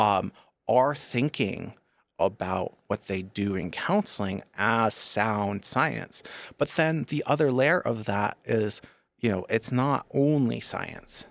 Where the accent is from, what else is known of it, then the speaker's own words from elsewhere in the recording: Northeast, United States; moved away; I was born and raised Catholic in the Northeast